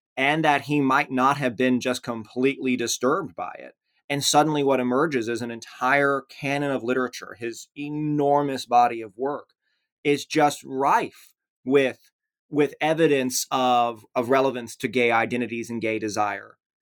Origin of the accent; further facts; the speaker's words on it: rural West Tennessee, United States; moved away as an adult; also born or lived in Memphis, Tennessee; now in Platteville, United States; I was born in Memphis, Tennessee, um, at some point in the distant past. I, uh, grew up in rural West Tennessee